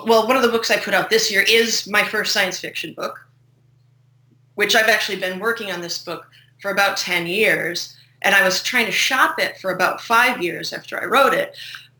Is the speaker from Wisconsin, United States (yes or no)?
yes; Wisconsin, United States; now in Chicago, United States; we're both from Wisconsin